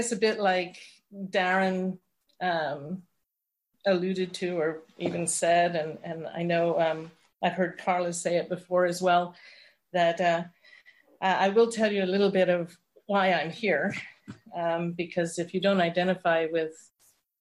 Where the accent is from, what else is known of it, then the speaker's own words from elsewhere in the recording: London, United Kingdom; I was born in London.